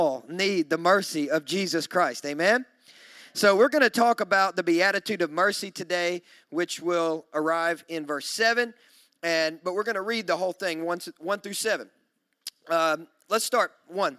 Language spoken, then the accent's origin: English; Kentucky, United States; now in Nashville, United States; I'm from Kentucky, so we say things like tinkling